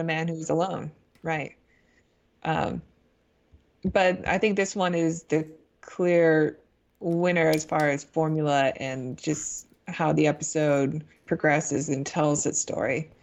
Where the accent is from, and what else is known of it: United States